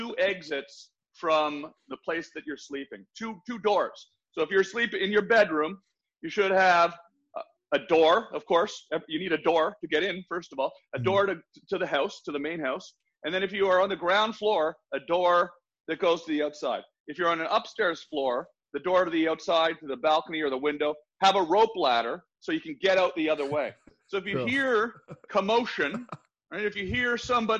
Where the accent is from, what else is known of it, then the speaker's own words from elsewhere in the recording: Canada; now in United States; I grew up in Canada